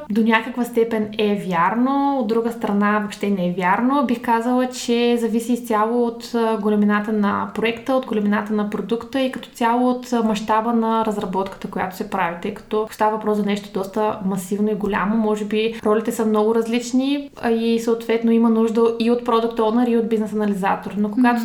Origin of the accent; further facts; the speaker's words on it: Dobrich, Dobrich Province, Bulgaria; moved away as an adult; now in Sofia, Bulgaria; Родом съм от Добрич, на вече 9 години живея в София.